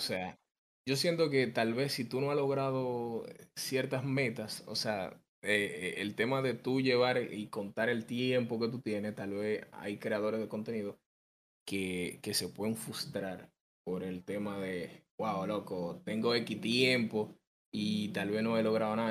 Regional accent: Dominican Republic

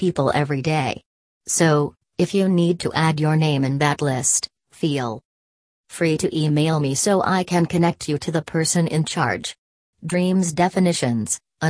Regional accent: Haiti; now in United States; I am originally from Haiti. I am a U.S. veteran

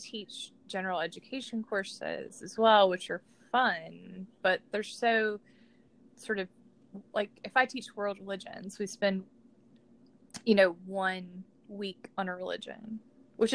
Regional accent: Georgia, United States; I grew up in Georgia and I grew up Southern Baptist

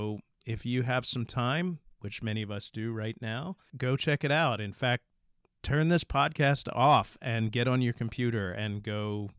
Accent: New Jersey, United States; accent: New Jersey; I'm going to go back to my New Jersey accent.

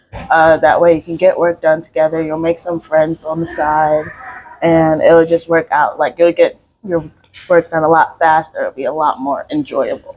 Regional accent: Philadelphia, Pennsylvania, United States; moved away as an adult; now in Greensboro, United States; I'm from Philly, so I went to Central

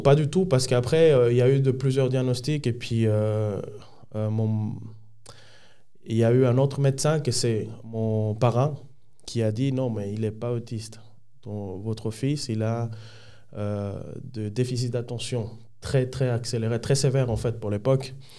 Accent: Dominican Republic; French is a second language; moved away as an adult; now in Switzerland; Je viens de la République dominicaine. je suis né un samedi 23 à 11h.

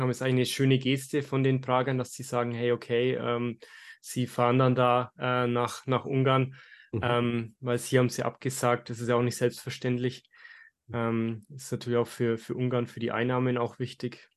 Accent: Germany; als, als Deutsche

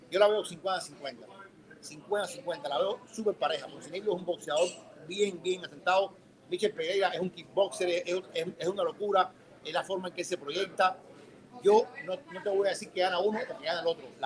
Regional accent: Mexico; Yo soy mexicano también.

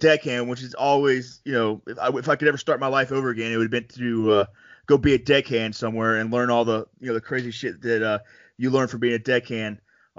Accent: Panama City, Florida, United States; I grew up in Panama City, Florida

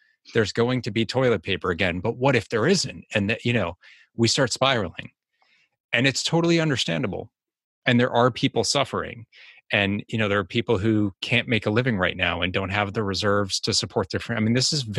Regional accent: Boston, Massachusetts, United States; accent: Boston; my Boston accent

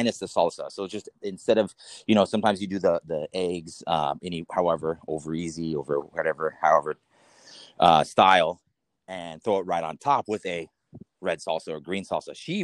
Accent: Los Angeles, California, United States; also born or lived in Granada Hills / Echo Park / Boyle Heights / Highland Park; I am an Angeleno native, born and raised, but San Fernando Valley mostly. So, born in Granada Hills, and raised mostly on the east side of Los Angeles

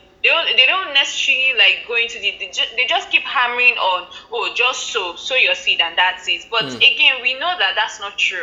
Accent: Nigeria; I'm Nigerian, of course, and I live in Nigeria. I grew up in Nigeria, everything Nigeria.

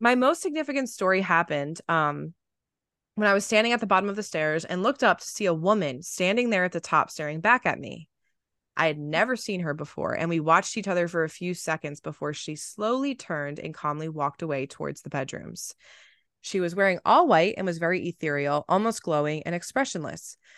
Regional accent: New Jersey, United States; I grew up in New Jersey

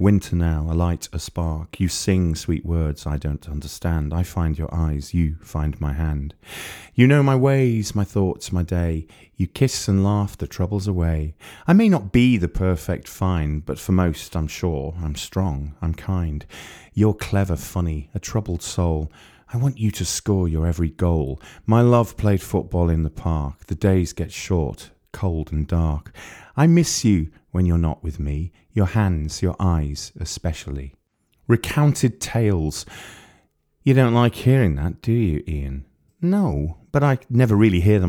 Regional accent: Wales, United Kingdom; moved away; I grew up near there. I grew up in Wales.

